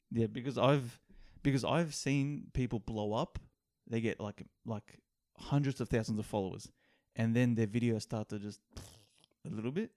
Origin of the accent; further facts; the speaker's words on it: Australia; we're from Australia